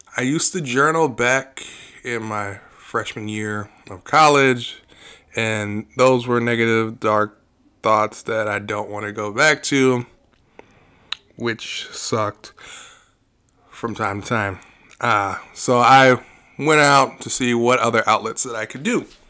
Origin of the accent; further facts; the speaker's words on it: Aurora, United States; we grew up in Aurora